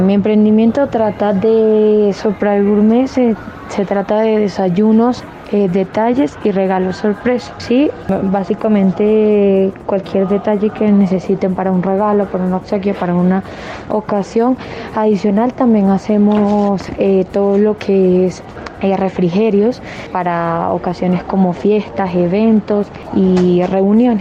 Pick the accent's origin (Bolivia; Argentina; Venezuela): Venezuela; Caracas, Capital District; moved away as an adult; now in Colombia; Soy de Caracas